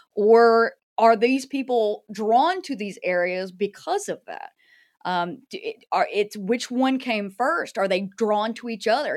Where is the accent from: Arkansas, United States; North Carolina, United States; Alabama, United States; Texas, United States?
North Carolina, United States; also born or lived in New Orleans; I'm from North Carolina originally